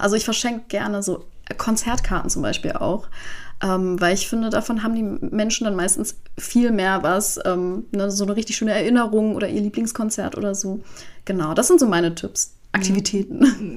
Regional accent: Iran

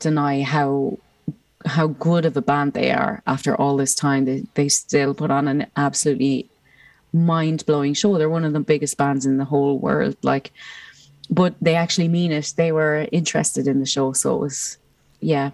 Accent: Ireland; growing up as an Irish person

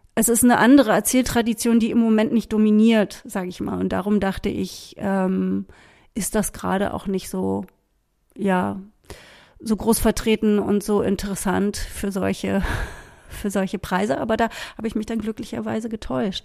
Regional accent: Berlin, Germany; Ich bin ja in West-Berlin aufgewachsen

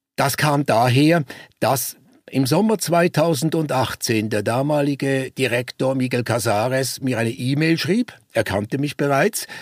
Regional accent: Basel, Basel-Stadt, Switzerland; moved away as an adult; also born or lived in Konstanz; Ich bin ursprünglich Schweizer. Ich nehme an, das hört man noch. Ich komme aus Basel und ich bin sehr stark geprägt worden, schon als Kind äh, durch den Basler Zoologischen Garten

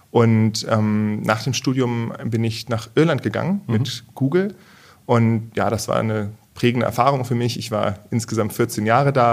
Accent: Achim, Lower Saxony, Germany; moved away as an adult; also born or lived in Bremen / Berlin / Ireland; now in Heilbronn, Germany; Ganz ursprünglich aus ähm, Bremen, da bin ich geboren worden, aufgewachsen in Achem bei mhm. Bremen, also in Norddeutschland. Und ja, von daher auch äh, eher das Flachland gewöhnt

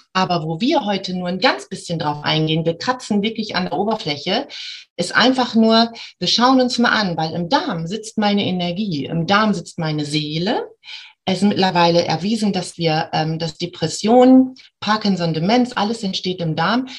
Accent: Bremen, Germany; ich komme aus Bremen

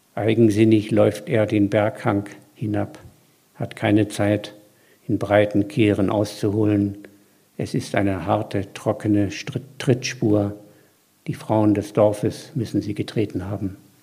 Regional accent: Mecklenburg-Vorpommern, Germany; ich bin ja Mecklenburger

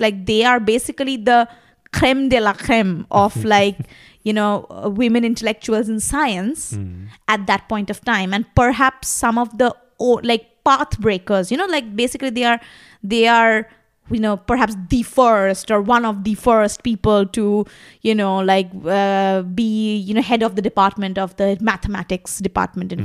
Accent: Kolkata, West Bengal, India; first language Bengali; English is a second language; moved away as an adult; also born or lived in Delhi; now in Berlin, Germany; I was growing up in Calcutta, which was basically a red city.

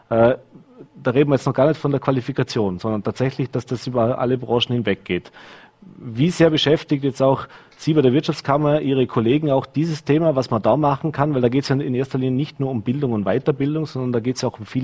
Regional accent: Vorarlberg, Austria; Wir wissen als Vorarlberger, äh, der Vorarlberger, wenn er in Hart wohnt, ist der Arbeitsweg nach Bregenz schon fast zu weit.

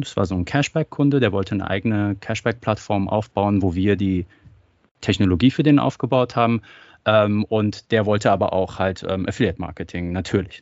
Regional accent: Germany; also born or lived in Iran; Ich bin gebürtiger Iraner, bin aber in Deutschland aufgewachsen

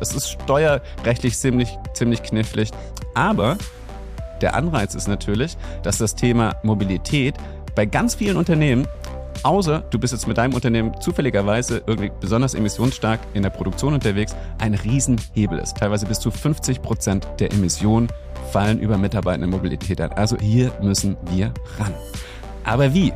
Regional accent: Germany; hier bei uns in Deutschland

